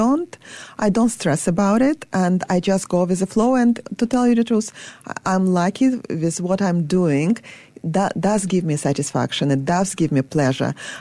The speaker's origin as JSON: {"language": "English", "region": "Saint Petersburg", "country": "Russia", "tie": "born or raised there", "moved": "yes", "said": "I was born in Leningrad, in St. Petersburg now"}